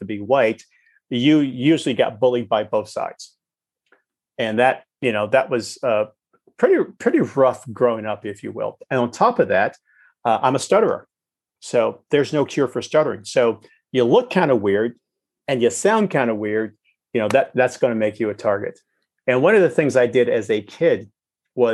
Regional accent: Chicago, Illinois, United States; I'm African American, born and raised in Chicago

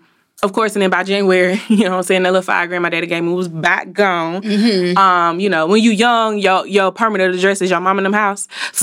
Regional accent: Montgomery, Alabama, United States; now in Birmingham, United States; So I currently live in Birmingham, but I am from Montgomery, the Gump, 334.

